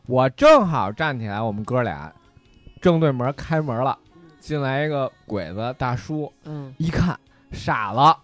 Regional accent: Beijing, China; accent: Beijing dialect; 我说了一大套北京话

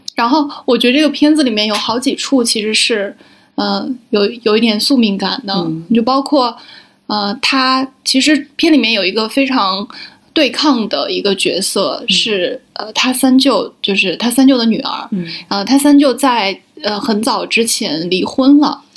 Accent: Shaanxi, China; 我是陕西人，然后我们有一个环节是专门要哭天抢地的

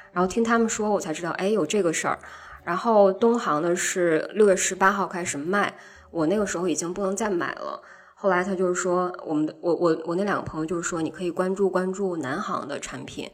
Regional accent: Changchun, Jilin, China; 我来自汽车城长春

